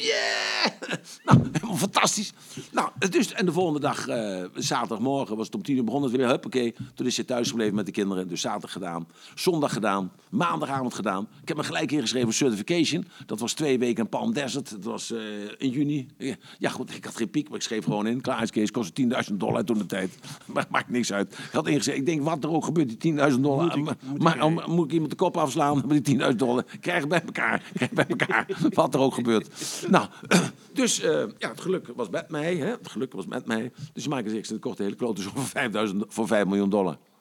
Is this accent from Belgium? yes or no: no; Netherlands; from Holland